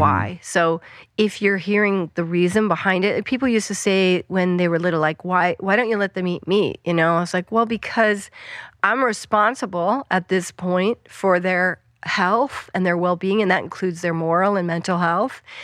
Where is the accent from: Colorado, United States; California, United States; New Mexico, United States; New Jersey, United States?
Colorado, United States; Western; moved away; I grew up in Western Colorado